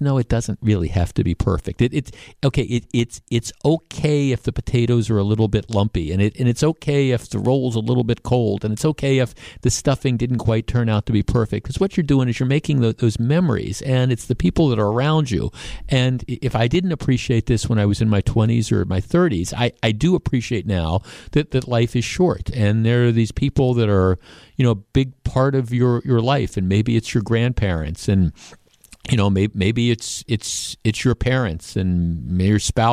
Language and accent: English; Glendale, Wisconsin, United States; I grew up in Glendale.